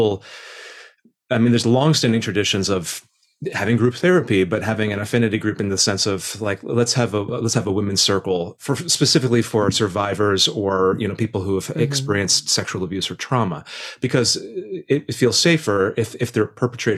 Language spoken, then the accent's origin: English; Indiana, United States; moved away; I grew up in Indiana in the 90s